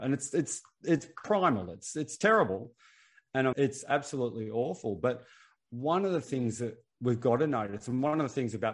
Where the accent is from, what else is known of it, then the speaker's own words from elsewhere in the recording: Australia; I'm Australian.